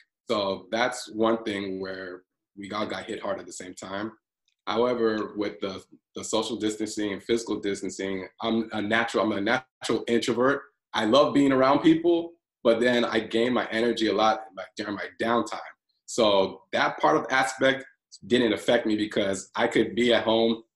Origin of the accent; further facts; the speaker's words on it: Los Angeles, California, United States; also born or lived in Nigeria; I'm from Nigeria, but also I grew up in Southern California, Los Angeles